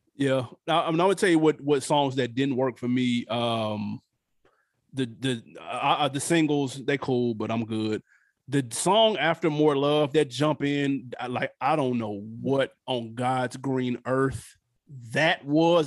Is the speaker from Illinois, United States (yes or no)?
no; New York, United States; I'm from New York